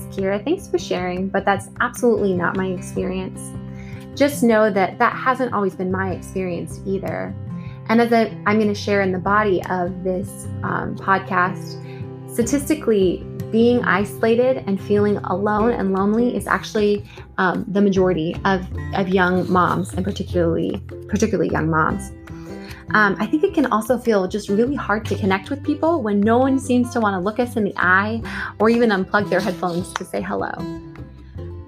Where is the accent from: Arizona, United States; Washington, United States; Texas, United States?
Washington, United States; Washington State outside of Seattle, United States; also born or lived in Cambridge, Massachusetts / Pittsburgh, Pennsylvania; now in Virginia, United States; I grew up in Washington State outside of Seattle